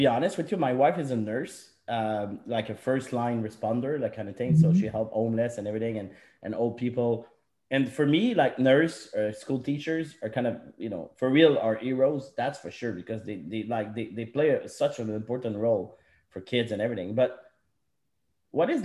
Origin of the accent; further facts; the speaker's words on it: Canada; I'm Canadian